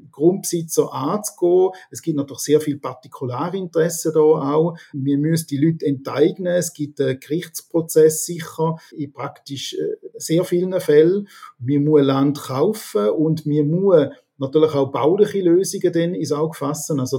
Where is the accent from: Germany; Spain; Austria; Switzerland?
Switzerland; Rorschacherberg, St. Gallen; Genau, ich bin im Rorschacher Berg aufgewachsen. Rorschacher Berg ist eine Seegemeinde, wie Rorschach und Goldach auch